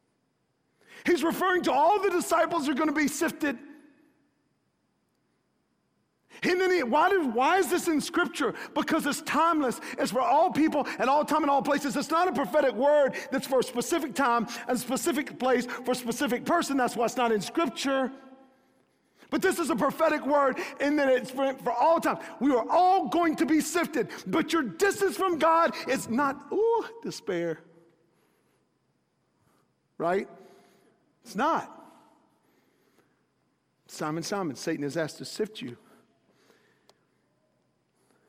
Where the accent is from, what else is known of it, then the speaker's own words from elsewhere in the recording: North Carolina, United States; I grew up in North Carolina